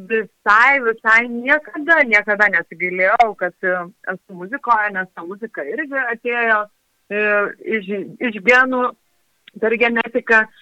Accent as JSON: {"language": "Lithuanian", "town": "Lazdijai", "region": "Alytus County", "country": "Lithuania", "tie": "born or raised there", "moved": "yes"}